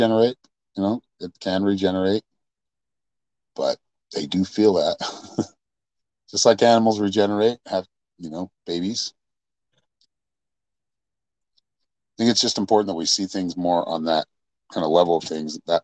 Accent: Utah, United States; growing up in Utah

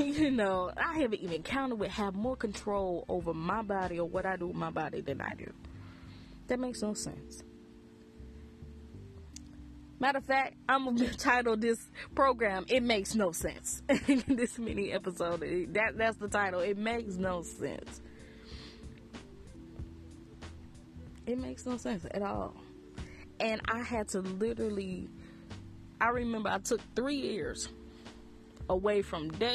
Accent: the Bible Belt, United States; I grew up in the Bible Belt, heavy of the Bible Belt

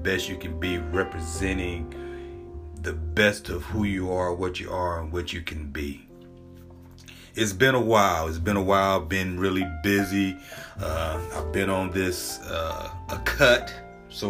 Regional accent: Southern California, United States; I grew up in Southern California

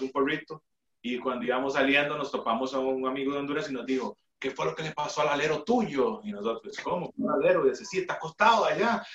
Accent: Costa Rica

